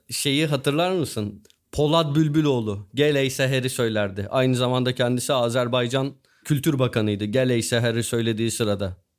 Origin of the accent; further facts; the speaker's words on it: Turkey; biz Türk'üz ve Müslüman'ız